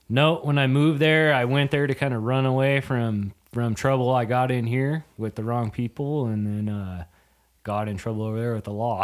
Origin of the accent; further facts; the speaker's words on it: Yakima Valley, Washington, United States; also born or lived in North Dakota; Born, raised there till I was, shoot, I was, uh, eighteen